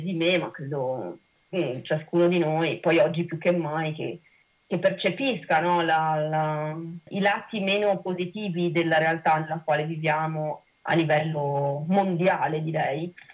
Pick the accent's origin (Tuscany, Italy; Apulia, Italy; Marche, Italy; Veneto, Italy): Veneto, Italy; Venice; io vengo da Mestre